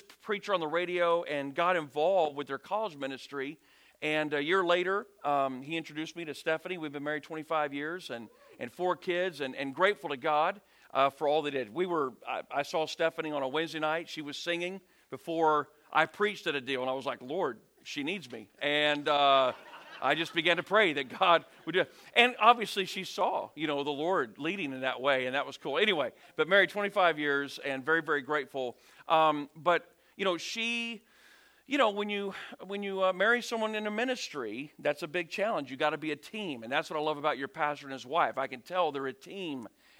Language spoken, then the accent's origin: English; Redlands, California, United States; moved away as an adult; also born or lived in Springdale, Arkansas; now in Louisiana, United States; I grew up in the city of Redlands, if you know where that is, near Riverside, San Bernardino area.